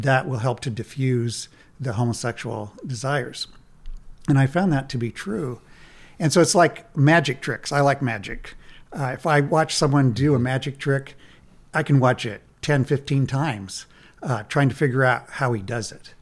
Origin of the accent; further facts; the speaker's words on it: Nebraska, United States; I'm from Nebraska